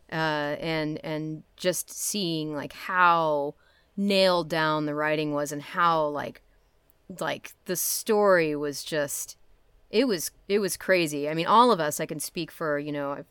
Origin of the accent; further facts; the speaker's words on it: Netherlands; I'm from Holland.